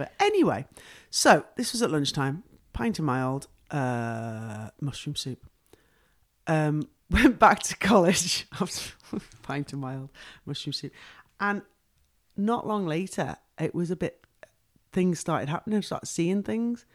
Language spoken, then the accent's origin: English; Wrexham, Wales, United Kingdom; the football club they bought was Wrexham Football Club, which is my hometown.